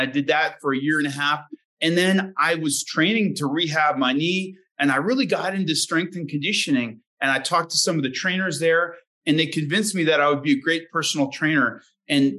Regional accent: Colorado, United States; I grew up in Colorado

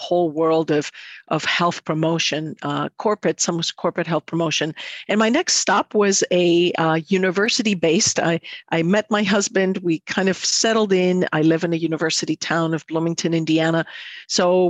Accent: Athens, Attica, Greece; moved away as an adult; now in Midwest, United States; I'm from Athens, Greece

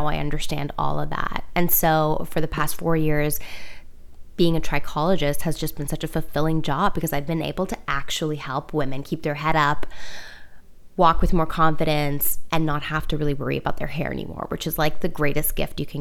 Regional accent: Toronto, Ontario, Canada; moved away as an adult; also born or lived in Iran; now in New York, United States; I grew up born in Iran, grew up in Toronto

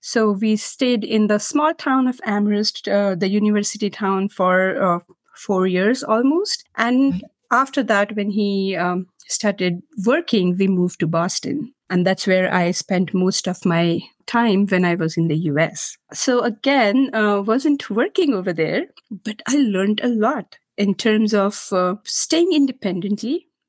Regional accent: Maharashtra, India; first language Marathi; English is a second language; Marathi is my mother tongue back in India, and I'm a literature graduate.

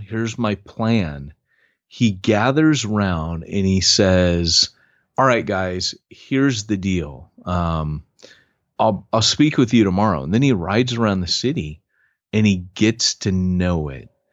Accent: Huntington Beach, California, United States; I grew up in Huntington Beach

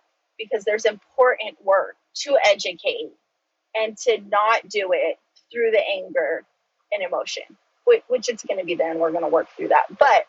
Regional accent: United States; first language Choctaw; I do that with my native tongue of Choctaw. It's some Choctaw and some English.

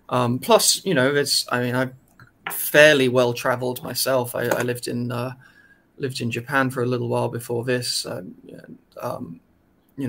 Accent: United Kingdom; now in China; I'm British

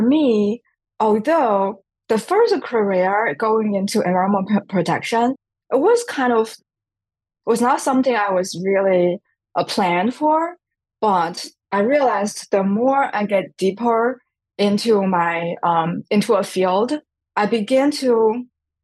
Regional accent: China; English is a second language; moved away as an adult; now in United States; I come from China

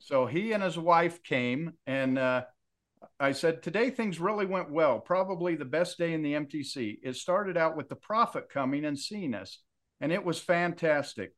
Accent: Kaysville, Utah, United States; I grew up in Kaysville, Utah

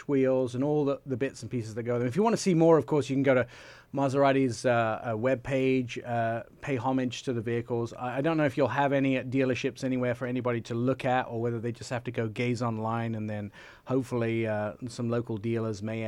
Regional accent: Italy; I grew up in Italy, so I know Tributo is tribute in Italian

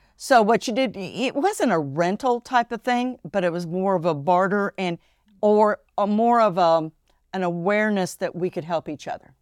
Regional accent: Ohio, United States; born or raised there; also born or lived in Japan

